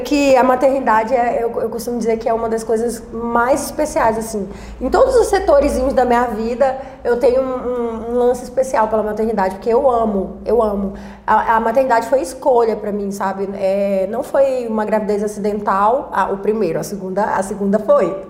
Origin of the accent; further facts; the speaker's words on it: Macapá, Amapá, Brazil; moved away as an adult; also born or lived in São Paulo; now in Goiás, Brazil; lá na minha cidade, em Macapá